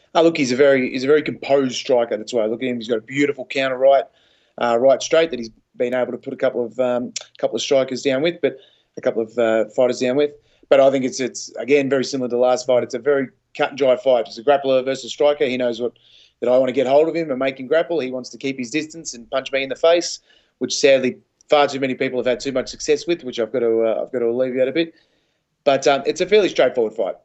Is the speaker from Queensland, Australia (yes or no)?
no; Melbourne, Victoria, Australia; my hometown